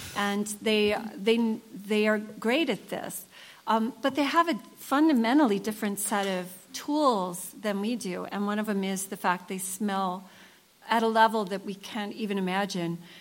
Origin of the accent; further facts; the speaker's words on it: United States; I'm an American writer